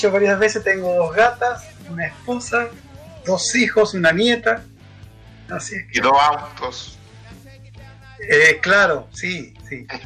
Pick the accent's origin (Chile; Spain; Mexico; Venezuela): Chile; Antofagasta; quizás yo soy una persona nacida, estudiado, vivido, casado. Eh, soy antofagastino 100%.